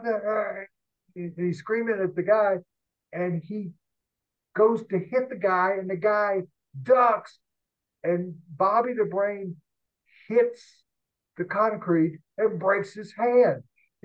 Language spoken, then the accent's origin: English; the South, United States; moved away as an adult; also born or lived in Denver; I grew up in the South